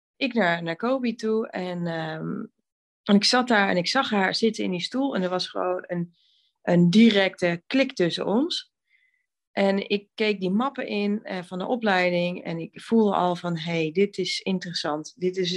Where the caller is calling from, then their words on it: Veessen, Gelderland, Netherlands; Ik bel vanuit Vezen en ik zit hier heerlijk voor mijn kacheltje eh, in de woonkamer.